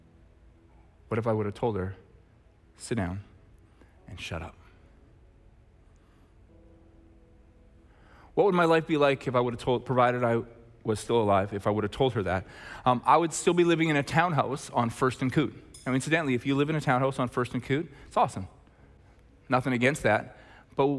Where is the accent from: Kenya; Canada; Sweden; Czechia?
Canada; Red Deer, Alberta; I'm from Red Deer